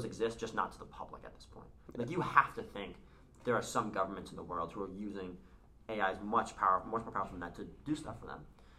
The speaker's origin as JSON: {"language": "English", "town": "Newton", "region": "Massachusetts", "country": "United States", "tie": "born or raised there"}